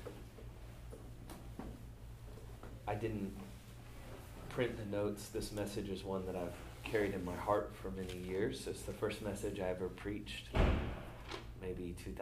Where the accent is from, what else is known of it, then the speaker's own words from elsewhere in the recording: Atlanta, Georgia, United States; I grew up here in Atlanta.